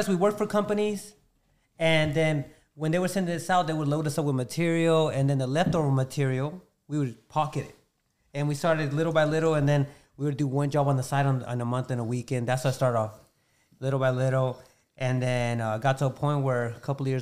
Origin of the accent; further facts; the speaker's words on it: Georgia, United States; also born or lived in Florida; we came down here to Georgia